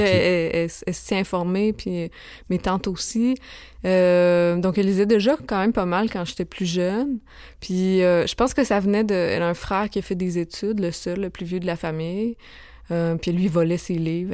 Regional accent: Saint-Victor, Quebec, Canada; moved away; j'ai grandi euh, en Beauce, dans un petit village qui s'appelle Saint-Victor-de-Beauce

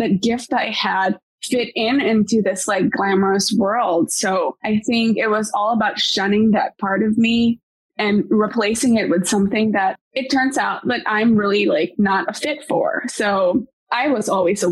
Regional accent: Bacolod, Negros Occidental, Philippines; now in United States; I actually grew up in Bacolod

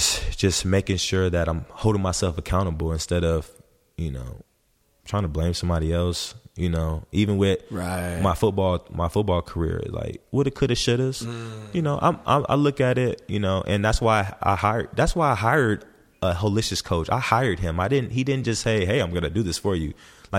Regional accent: Los Angeles, California, United States; Yeah, I was born in Los Angeles. I always say like I'm a well-rounded person. Like I was raised, born in the West Coast.

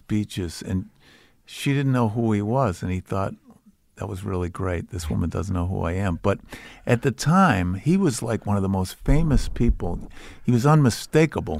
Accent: Boston, Massachusetts, United States; It's about growing up in Charlestown

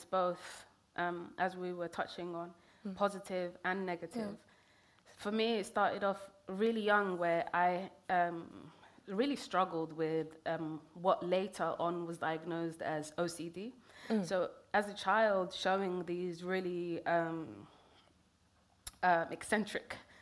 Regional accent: London, United Kingdom; also born or lived in Kenya / Somalia; I grew up in Northwest London

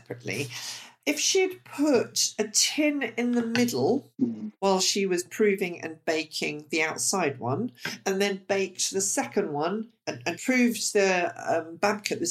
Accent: United Kingdom; us British

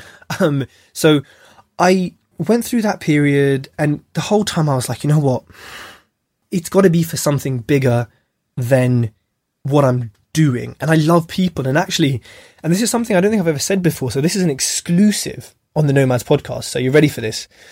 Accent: United Kingdom; being British born

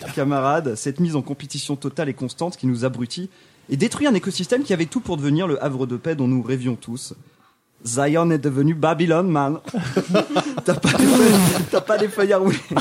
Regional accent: France; je suis français.

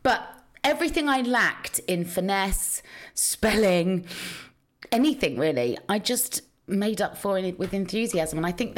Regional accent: Cheltenham, South West England, United Kingdom; now in London, United Kingdom; Because when I first arrived in London, you know, I was from the country. So I was like, you know, I'm from Cheltenham in Gloucestershire.

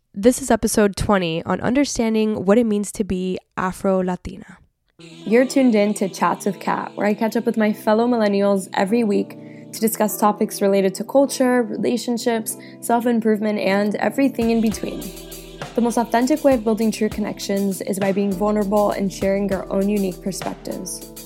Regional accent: Miami, Florida, United States; I grew up in Miami where the dominant Hispanic ethnic group is Cuban

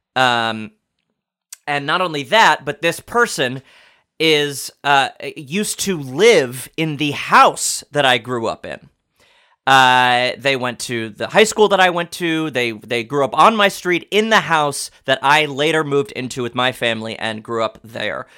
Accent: New York, United States; I'm from New York

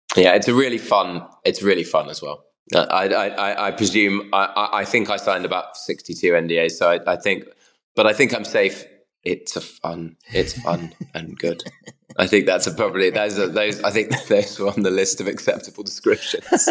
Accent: United Kingdom; I'm British

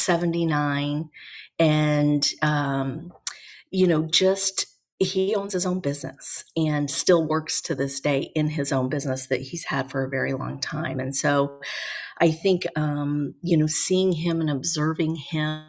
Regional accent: Reno, Nevada, United States; also born or lived in Las Vegas, Nevada; We then moved to Reno, and I really feel like I grew up in Reno, Nevada

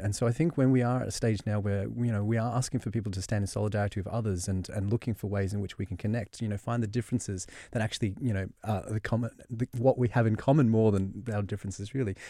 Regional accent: Australia; accent: Australian; And so I grew up in Australia. You can spot the Australian accent

